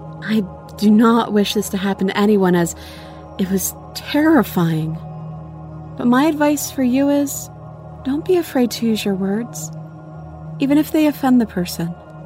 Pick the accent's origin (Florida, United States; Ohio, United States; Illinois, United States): Florida, United States; I grew up in Florida, so I wasn't used to seeing piles of autumn leaves